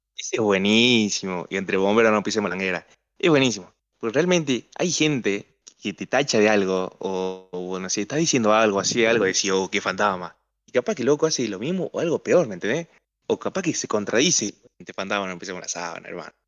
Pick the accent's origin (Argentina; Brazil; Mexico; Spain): Argentina; una muletilla especial que tienen los argentinos y más nosotros